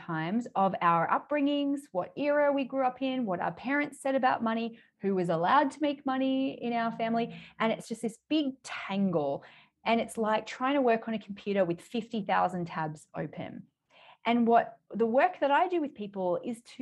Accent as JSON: {"language": "English", "country": "Australia", "accent": "Australian", "said": "I live in Australia, which probably people can tell by my accent"}